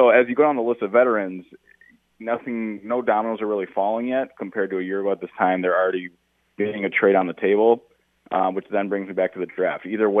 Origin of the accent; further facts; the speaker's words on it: Minnesota, United States; I'm from Minnesota